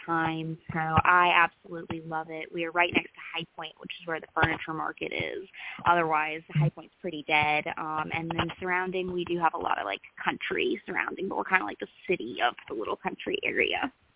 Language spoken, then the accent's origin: English; Greensboro, North Carolina, United States; I grew up in Greensboro, North Carolina, born, raised, and still here.